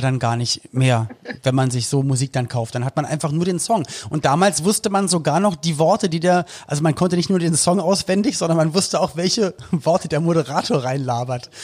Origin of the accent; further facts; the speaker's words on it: Berlin, Germany; bei uns in Berlin-Spandau damals